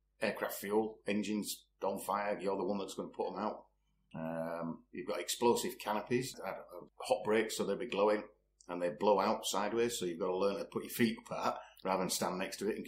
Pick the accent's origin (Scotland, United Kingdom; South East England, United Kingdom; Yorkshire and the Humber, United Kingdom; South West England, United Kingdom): Yorkshire and the Humber, United Kingdom; Leeds; now in Richmond, United Kingdom; born and bred in Leeds.